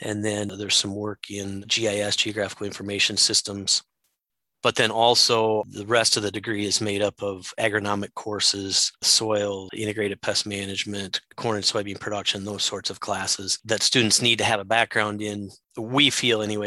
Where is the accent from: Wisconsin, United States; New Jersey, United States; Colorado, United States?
Wisconsin, United States; Southwest; moved away as an adult; now in Minnesota, United States; I'm originally from Southwest Wisconsin